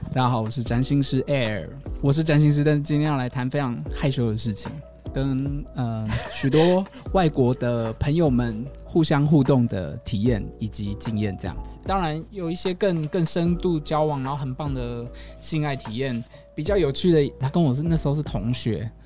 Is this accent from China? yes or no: no; Taiwan; 我们台湾人